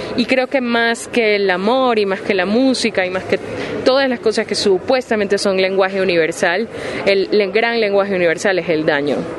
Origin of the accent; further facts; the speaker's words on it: Ecuador; moved away as an adult; now in Spain; soy ecuatoriana